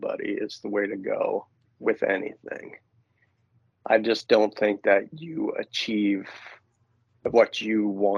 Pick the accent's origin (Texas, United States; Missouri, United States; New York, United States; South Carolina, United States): New York, United States; New York City; moved away; I grew up in New York City, and it was very edgy